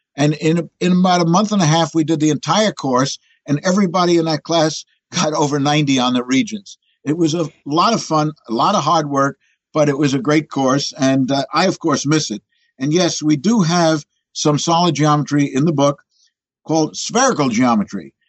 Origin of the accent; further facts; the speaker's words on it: New York City, New York, United States; I'm a born New Yorker. As a matter of fact, born in Manhattan